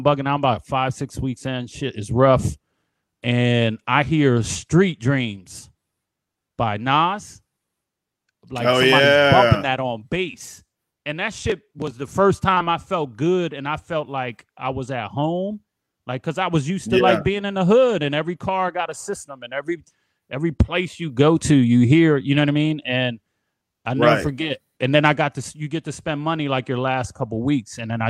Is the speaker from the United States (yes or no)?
yes; Philadelphia, Pennsylvania, United States; Like, I'm from Philly, so everything is harsh.